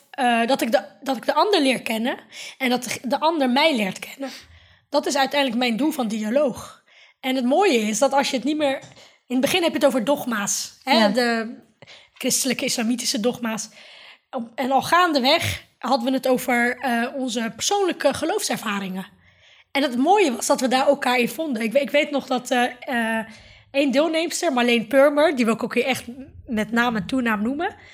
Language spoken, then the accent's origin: Dutch; Netherlands; ik hoor hier, ik ben een Nederlander. Ik ben, naast dat ik moslim ben of Marokkaan, Turks, ben ik ook Nederlander en ik hoor hier thuis.